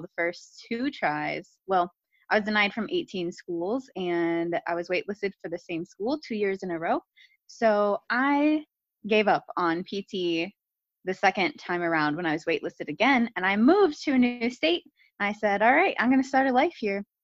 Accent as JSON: {"language": "English", "town": "Akron", "region": "Ohio", "country": "United States", "tie": "born or raised there", "moved": "as an adult", "said": "I grew up in Akron, Ohio."}